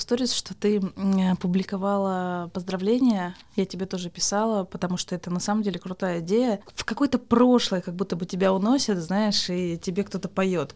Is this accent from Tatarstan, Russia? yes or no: no; Yekaterinburg, Sverdlovsk Oblast, Russia; Я из Екатеринбурга